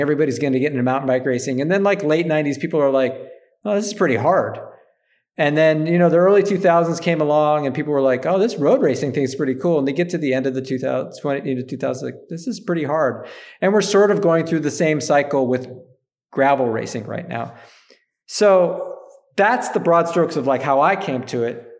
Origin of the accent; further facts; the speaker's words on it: Upper Peninsula of Michigan, United States; I grew up in Upper Michigan in the U P